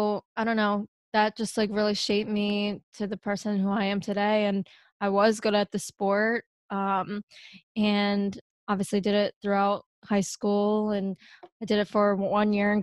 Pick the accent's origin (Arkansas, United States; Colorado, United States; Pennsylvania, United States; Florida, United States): Pennsylvania, United States; also born or lived in Seoul, South Korea; I am from Pennsylvania